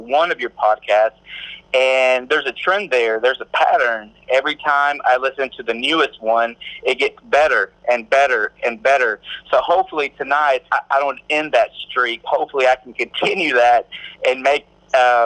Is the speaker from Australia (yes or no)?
no; Mexico; now in Corsicana, United States; I'm originally from Mexico. I'm an immigrant. I wasn't born here. I was born in Mexico.